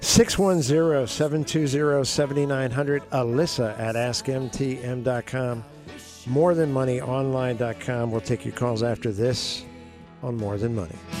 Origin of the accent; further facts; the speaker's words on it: the Poconos, Pennsylvania, United States; in my high school, when I grew up in the Poconos, um, Pocono Hills